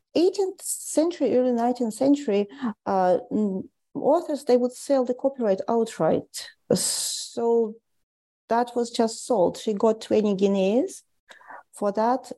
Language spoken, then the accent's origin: English; Tallinn, Harju County, Estonia; moved away as an adult; also born or lived in St. Petersburg, Russia; now in Canada; I grew up in Tallinn in Estonia